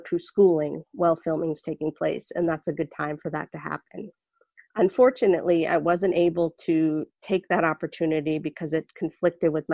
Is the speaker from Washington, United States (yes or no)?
no; Boston, Massachusetts, United States; I was born in Boston, Massachusetts to two average height parents